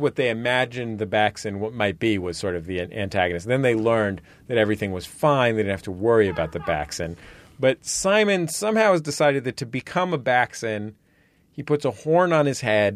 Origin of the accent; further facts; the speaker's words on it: San Francisco, California, United States; I grew up in the Mission, which was a sort of lower middle class neighborhood